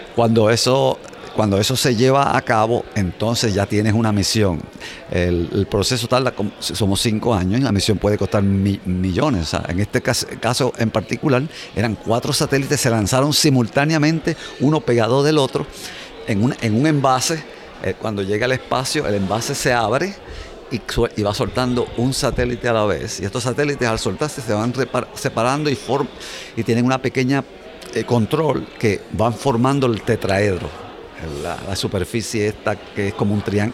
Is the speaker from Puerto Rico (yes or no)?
yes; Puerto Rico; moved away as an adult; now in United States; creciendo en Puerto Rico mi padre me llevaba a ver el radio